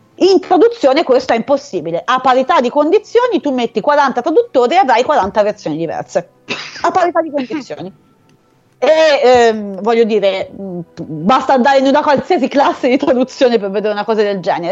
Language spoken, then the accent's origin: Italian; Arezzo, Tuscany, Italy; Io sono di Arezzo